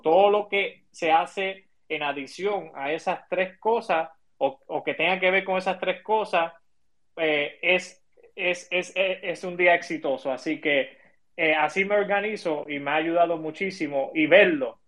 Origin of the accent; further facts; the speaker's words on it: Chicago, Illinois, United States; moved away as an adult; now in Puerto Rico; yo me crié, yo me crié en Chicago